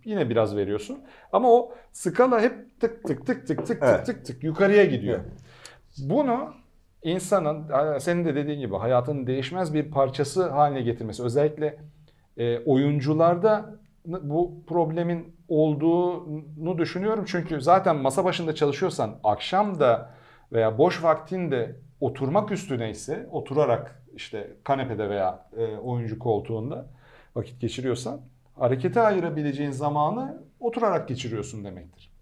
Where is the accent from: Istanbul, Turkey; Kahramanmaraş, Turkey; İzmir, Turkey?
Istanbul, Turkey; moved away as an adult; also born or lived in Ankara; ben Pendikliyim İstanbul. E, ya Ankaralıyım da Köken İstanbul Ankara. Pendik'te bütün çocukluğum geçti.